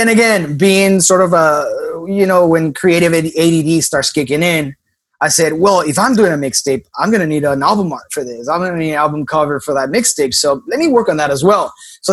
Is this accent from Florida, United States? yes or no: yes; Miami, Florida, United States; Maybe it's because I'm from Miami and grew up in Miami.